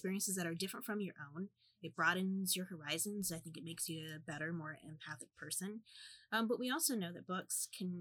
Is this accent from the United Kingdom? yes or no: no; Midwest, United States; as like a Midwesterner